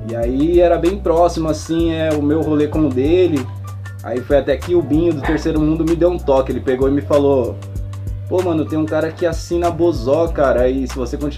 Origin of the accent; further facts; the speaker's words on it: Mogi das Cruzes, São Paulo, Brazil; born there; also born or lived in Brás; Eu morava no Brás, nasci em Mogi, fui morar no Brás